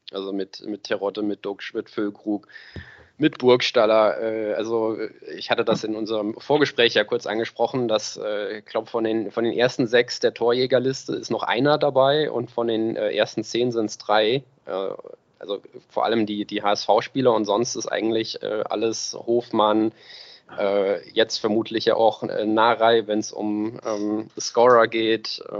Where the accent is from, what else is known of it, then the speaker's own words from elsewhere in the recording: Bielefeld, North Rhine-Westphalia, Germany; sehe ich bin halt Bielefelder überrascht.